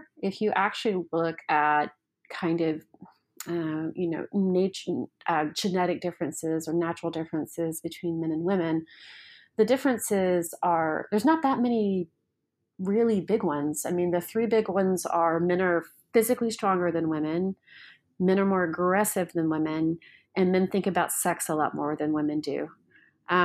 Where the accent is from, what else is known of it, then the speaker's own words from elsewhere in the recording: the South, United States; Even within the U.S., I'm from the South, the Midwest, these tend to be more interdependent regions than the coast